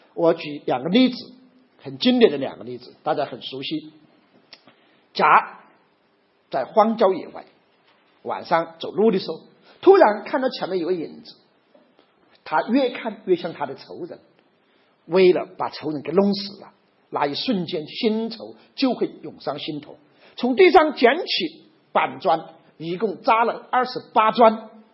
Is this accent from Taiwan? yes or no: no; China; 我们中国人